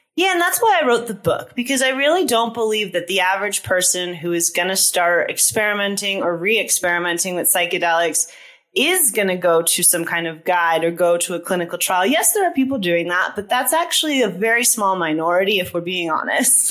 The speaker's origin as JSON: {"language": "English", "region": "East Coast", "country": "United States", "tie": "born or raised there", "moved": "yes", "said": "I'm also from the East Coast."}